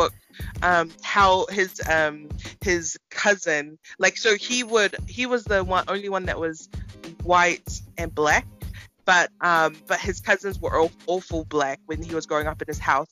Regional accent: New Zealand; growing up in New Zealand, who was an islander, you know, we like are fully going into our Tongan world

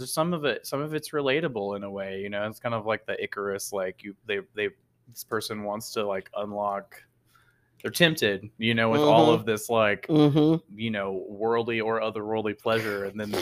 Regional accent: Texas, United States; That's like as a Texan as well.

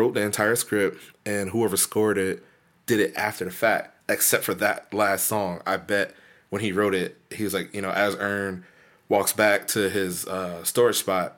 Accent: the South, United States; we're from the South

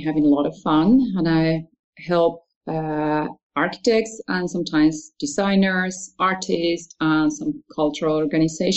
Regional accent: Argentina; moved away as an adult; now in Netherlands; I was born in Argentina, and after finishing high school, I studied architecture for a few years

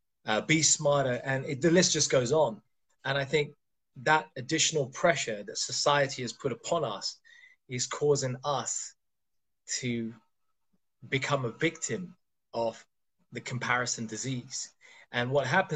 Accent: India; I'm Indian

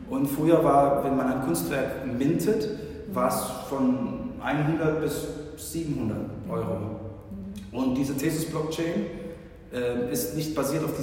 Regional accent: Philippines; also born or lived in Germany; now in Frankfurt, Germany; ich bin Deutsch und Filipino, bin hier geboren und äh, bin auf den Philippinen aber aufgewachsen bin seit 15 Jahren wieder in Deutschland.

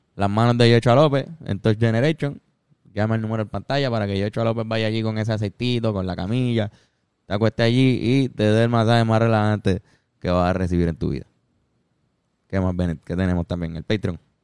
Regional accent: Puerto Rico; Nosotros como puertorriqueños

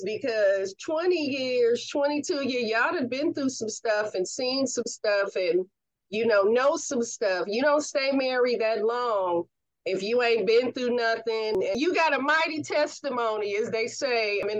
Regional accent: Oakland, California, United States; From a SoCal girl to an Oakland girl

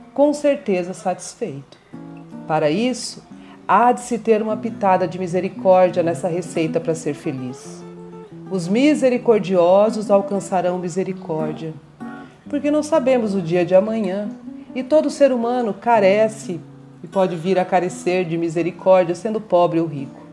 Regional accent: Mato Grosso do Sul, Brazil; born or raised there; also born or lived in São Paulo / Dourados

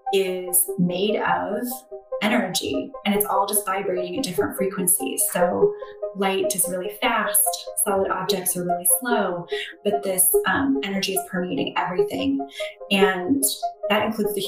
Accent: Ventura, California, United States; moved away as an adult; now in Philadelphia, United States; I'm originally from Southern California. And I grew up on an avocado and lemon orchard farm in the foothills off the beach

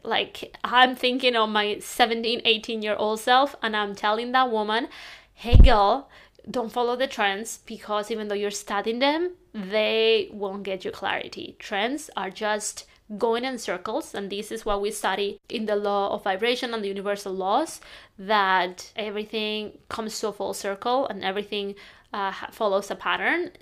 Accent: Spain; now in London, United Kingdom; I'm from Spain. I'm living in London now

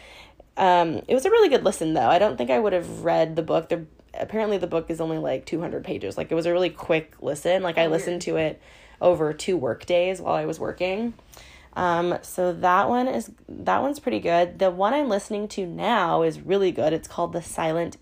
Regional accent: Hawaii, United States; our childhood growing up in Hawaii

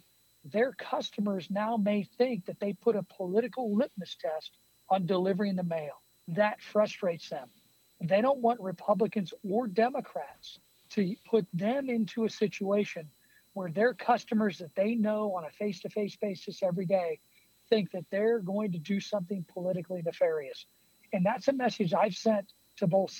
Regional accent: Illinois, United States; especially here in my home state of Illinois

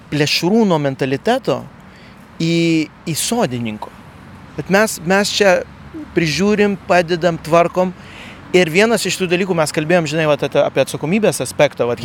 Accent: Lithuania; kaip lietuviai mums patinka išeiti į gamtą

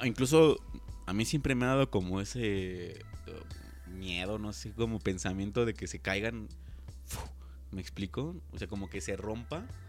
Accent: Mexico; como buen mexicano

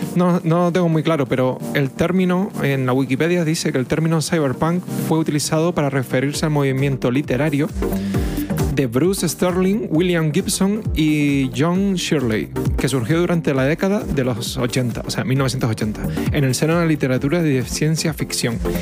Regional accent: Spain; somos españoles

